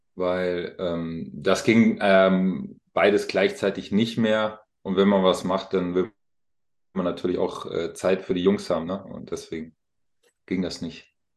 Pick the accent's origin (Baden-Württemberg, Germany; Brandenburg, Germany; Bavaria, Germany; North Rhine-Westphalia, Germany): Bavaria, Germany; Alzenau; moved away; ich bin ja auf dem Land groß geworden